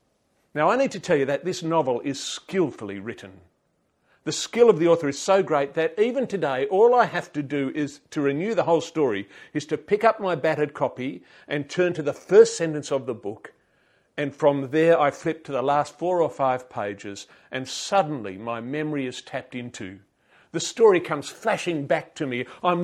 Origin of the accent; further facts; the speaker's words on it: Papua New Guinea; I could not imagine a more idyllic place to grow up. Now, one of the blessings of growing up in Papua New Guinea was one that I did not realise until much later.